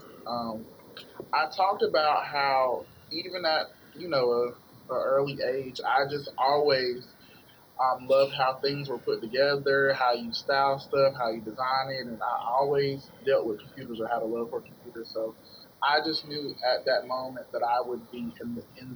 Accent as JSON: {"language": "English", "town": "Goldsboro", "region": "North Carolina", "country": "United States", "said": "I'm originally from Goldsboro, North Carolina"}